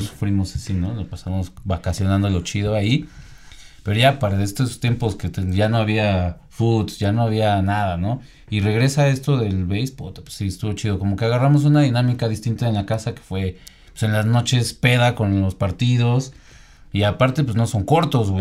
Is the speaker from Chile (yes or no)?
no; Mexico; Mexicano también estamos ahí